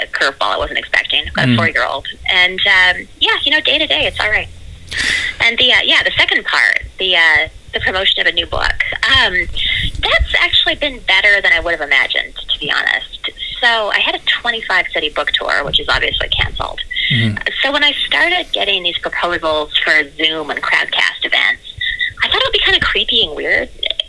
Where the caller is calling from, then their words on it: New York City, New York, United States; I'm calling from New York City, so hello from the red zone.